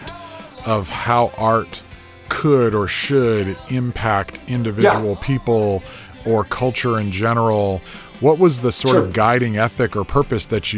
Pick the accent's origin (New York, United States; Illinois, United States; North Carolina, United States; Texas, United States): Illinois, United States; Chicago area, central; moved away as an adult; now in American South, United States; I was a kid from the Chicago area and even the farm area in central Illinois, so not a Southern kid